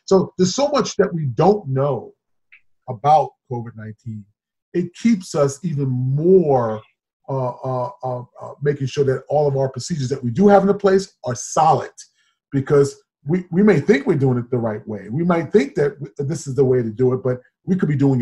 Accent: New York City, New York, United States; moved away as an adult; also born or lived in Huntington, New York / Centerport, New York; now in Illinois, United States; I grew up in Queens, and then obviously half of the Queens, and obviously half of it on Long Island and Huntington, Centerport area

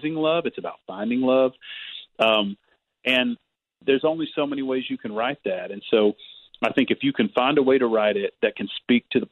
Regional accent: Kentucky, United States; Growing up in Kentucky

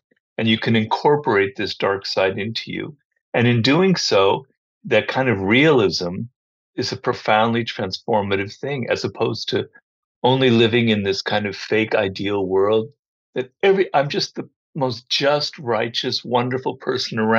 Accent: Los Angeles, California, United States; also born or lived in Berkeley, California / Madison, Wisconsin; I'm a California boy. I was born and raised in Los Angeles

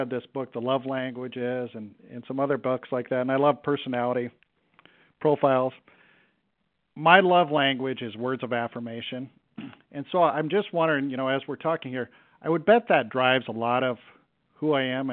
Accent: Cedar Rapids, Iowa, United States; I knew I wanted to get back to my hometown

